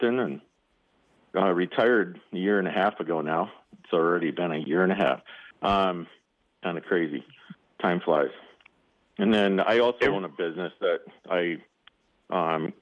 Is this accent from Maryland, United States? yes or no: no; Minnesota, United States; moved away as an adult; now in Sheridan, United States; I grew up on a family farm in Minnesota